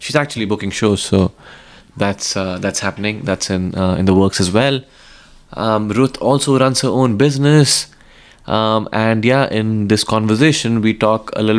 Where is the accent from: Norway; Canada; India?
India; now in Los Angeles, United States; I'm from India. We walk everywhere.